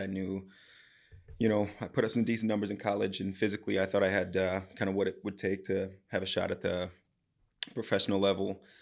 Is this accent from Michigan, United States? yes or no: no; Southeast Wisconsin, United States; moved away as an adult; now in Coon Rapids, United States; So, I'm from Southeast Wisconsin, just on the border of Illinois and Wisconsin